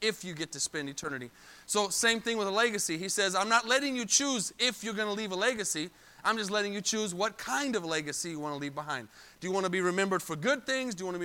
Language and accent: English; Arizona, United States; now in Texas, United States; I'm from Arizona. I'm not from Texas.